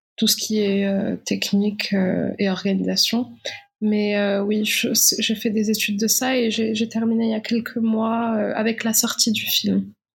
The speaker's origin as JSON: {"language": "French", "country": "Morocco", "tie": "born or raised there", "moved": "as an adult", "said": "réalisatrice marocaine. Donc, je je suis née, j'ai vécu au Maroc jusqu'à ma majorité"}